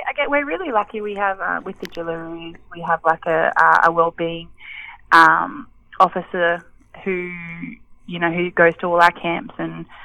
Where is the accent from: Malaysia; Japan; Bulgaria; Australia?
Australia; Bega, New South Wales; I grew up in Bega